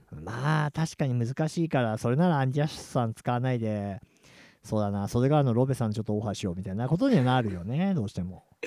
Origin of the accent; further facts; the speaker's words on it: Chiba, Japan; 俺千葉人だから